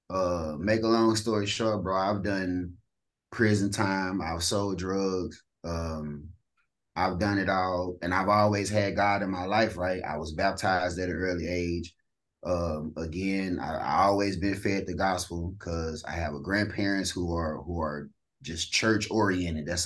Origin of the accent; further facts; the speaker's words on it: East St. Louis, Illinois, United States; I'm from St. Louis or East St. Louis, Illinois.